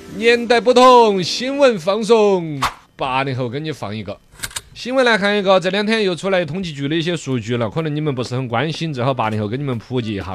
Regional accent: Chengdu, Sichuan, China; 我们成都这边

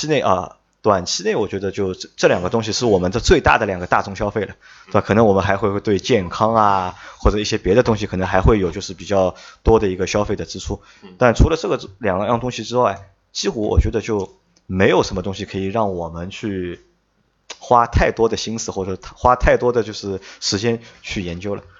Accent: China; 我们觉得就是我们是中国人，我们去买中国人自己的品牌可能更爱国

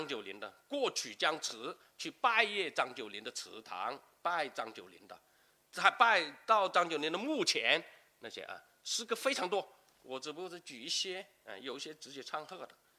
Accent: Lingnan, China; 当然他就不是我们岭南人了，对吧？

